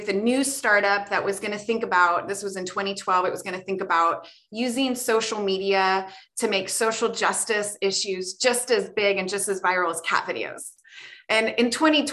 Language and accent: English; Ohio, United States; I grew up in Ohio